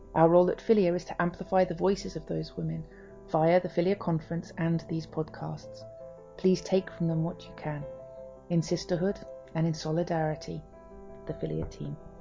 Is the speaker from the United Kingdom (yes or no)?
yes; Liverpool, North West England, United Kingdom; I'm a Scouser.